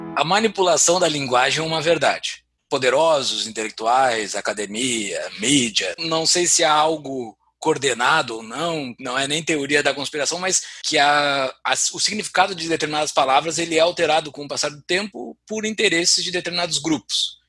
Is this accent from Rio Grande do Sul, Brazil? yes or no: yes; Rio Grande do Sul, Brazil; moved away; Eu tô tomando meu chimarrão, diz que eu sou gaúcho, mesmo morando em Mordor